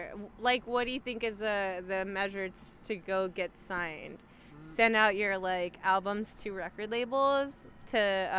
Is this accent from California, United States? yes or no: yes; Los Angeles, California, United States; it's like a girl from LA. I'm Mexican American, and it's like a girl from